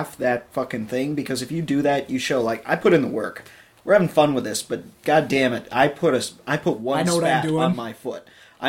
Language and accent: English; the South, United States; I grew up in the South